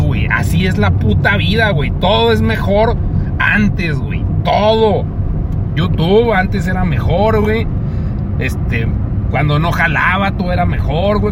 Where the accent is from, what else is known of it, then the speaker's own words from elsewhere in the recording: Mexico; Porque soy mexicano